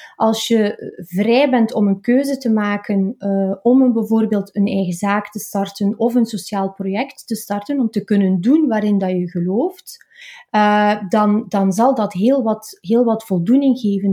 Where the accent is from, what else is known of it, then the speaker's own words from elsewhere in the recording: Oudenaarde, Flanders, Belgium; also born or lived in Maarkedal; ik kom uit Oudenaarde, dat is eh, de Vlaamse Ardennen. Ik ben er ook opgegroeid in de streek, hè, in, in Markedal.